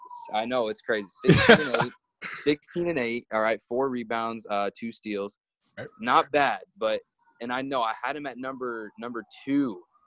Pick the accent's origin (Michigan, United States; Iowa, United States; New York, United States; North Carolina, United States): Iowa, United States; I was born and raised in Iowa.